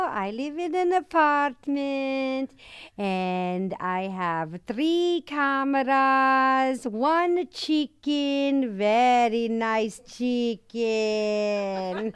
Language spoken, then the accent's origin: English; United States; now in Rome, Italy; I'm American, and my accent is funny